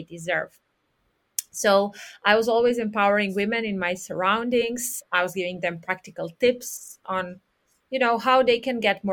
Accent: Serbia; moved away as an adult; also born or lived in Spain / Italy; I was born and raised in Serbia, in Europe

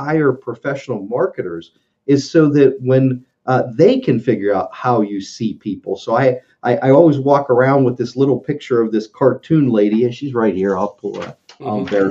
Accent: West Virginia, United States; West Virginia and I need to write this down.

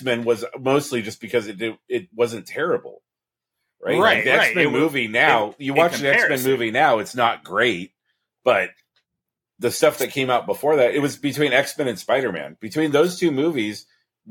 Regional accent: Oregon, United States; also born or lived in California; I moved back here to Oregon. And now I've been here 12 years, 13 years

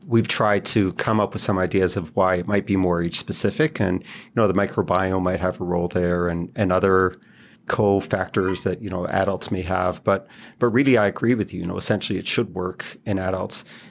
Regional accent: Israel; moved away as an adult; also born or lived in Toronto; I grew up in Israel, went, I did medical school and pediatrics there

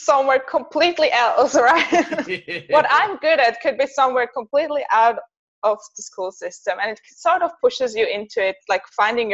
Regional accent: Zurich, Switzerland; first language Bosnian; English is a second language; I'm from Switzerland, Zurich in particular.

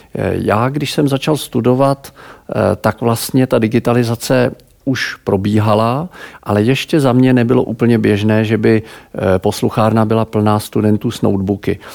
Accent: Pardubice, Pardubice Region, Czechia; also born or lived in Prague; Já jsem z Pardubic

